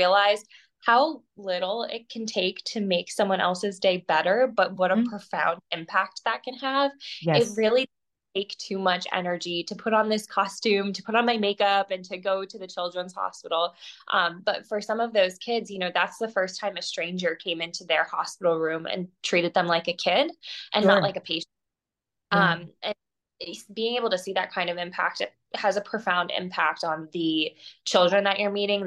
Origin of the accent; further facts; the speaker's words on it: Wilkes-Barre, Pennsylvania, United States; moved away as an adult; also born or lived in New York City; I grew up outside of Scranton, Pennsylvania, in a town called Wilkes-Barre